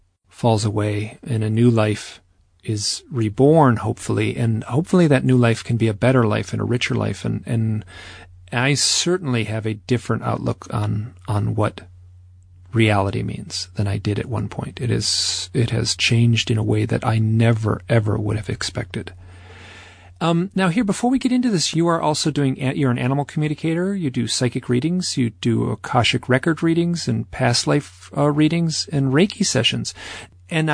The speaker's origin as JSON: {"language": "English", "region": "Michigan", "country": "United States", "tie": "born or raised there", "said": "I also grew up in Michigan"}